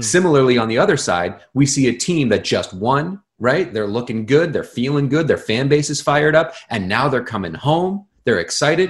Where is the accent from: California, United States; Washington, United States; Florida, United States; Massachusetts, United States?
Massachusetts, United States; Boston; when you're a kid growing up in Boston